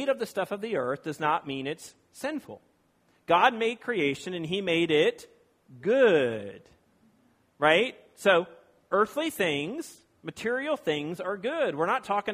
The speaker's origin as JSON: {"language": "English", "region": "Virginia", "country": "United States", "moved": "yes", "lives_now": "California, United States", "said": "I live in California and that I am from Virginia."}